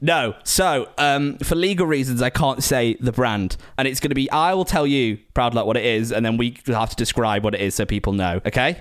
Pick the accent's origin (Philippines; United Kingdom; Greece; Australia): United Kingdom; Preston, North West England; I'm from Preston, right? So I'm from up north